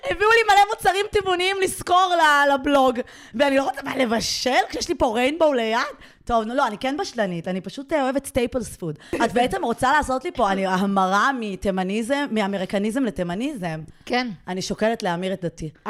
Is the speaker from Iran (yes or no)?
yes; Iran; אנחנו מאיראן, אנחנו לא פרסים.